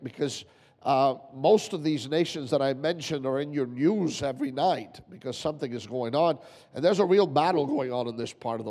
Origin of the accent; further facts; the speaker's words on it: Toronto, Ontario, Canada; now in Italy; we're from Toronto originally